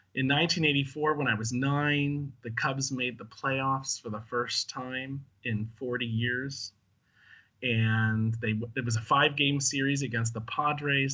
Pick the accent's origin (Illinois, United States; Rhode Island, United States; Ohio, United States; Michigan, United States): Illinois, United States; Chicago; I was from Chicago